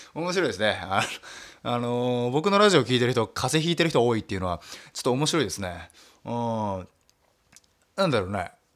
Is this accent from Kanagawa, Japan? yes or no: no; Nagasaki, Japan; moved away as an adult; now in Tokyo, Japan; 長崎からラジオ DJ 目指すと言って、えー、上京してきて